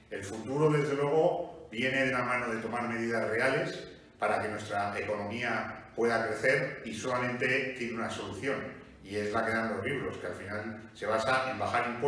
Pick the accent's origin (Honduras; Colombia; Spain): Spain; A pesar que somos el país de Europa con la mayor inflación